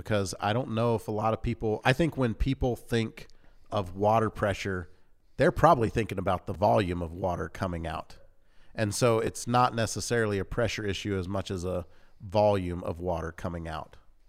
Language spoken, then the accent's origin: English; Louisiana, United States; Because like growing up in Louisiana, most of our towns had a water tank.